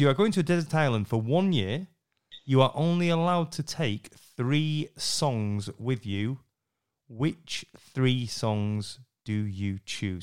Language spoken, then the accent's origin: English; Yorkshire and the Humber, United Kingdom; I'm, I'm half Scottish, I'm a Yorkshireman